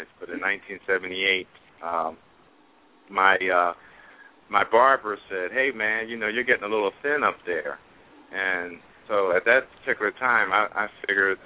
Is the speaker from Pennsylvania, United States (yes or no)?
yes; Philadelphia, Pennsylvania, United States; moved away as an adult; also born or lived in Tucson, Arizona; I grew up in the Philadelphia area.